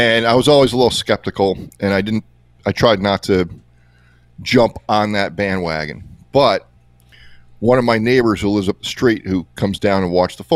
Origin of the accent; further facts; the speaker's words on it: Lansdale, Pennsylvania, United States; here in my hometown about a mile away in Lansdale